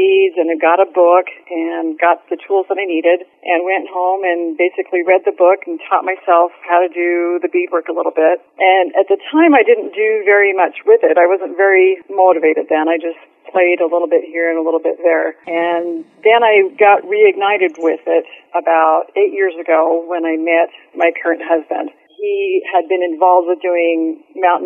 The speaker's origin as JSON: {"language": "English", "region": "Utah", "country": "United States", "tie": "born or raised there", "said": "I grew up in Utah"}